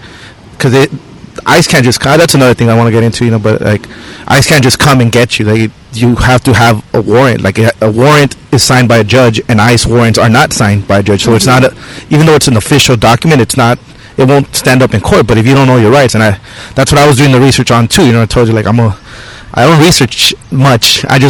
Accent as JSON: {"language": "English", "country": "Mexico", "also_born_or_lived": "El Monte, United States", "moved": "yes", "said": "And this is, I'm from Mexico, I was born there. These are our neighbors. These are our people. El Monte. I lived there for 29 years, like I was telling you."}